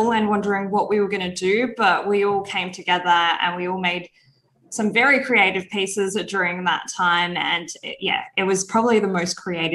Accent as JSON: {"language": "English", "town": "Perth", "region": "Western Australia", "country": "Australia", "tie": "born or raised there", "said": "I grew up in Perth, and I grew up with a family"}